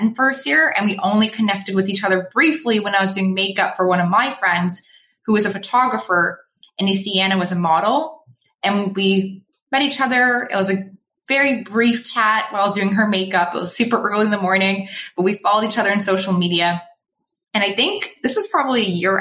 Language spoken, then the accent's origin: English; Toronto, Ontario, Canada; moved away as an adult; now in Vancouver, Canada; I'm just pretending to be a local, but I'm actually from Toronto